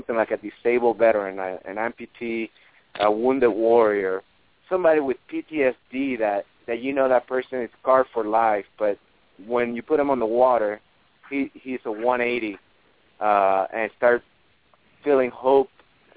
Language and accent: English; Puerto Rico; moved away; I'm from Puerto Rico, and last August I went there and for family reasons